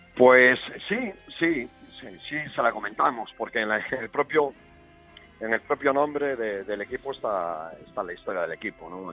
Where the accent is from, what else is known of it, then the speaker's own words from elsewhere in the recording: Santiago de Compostela, Galicia, Spain; yo nací en Santiago de Compostela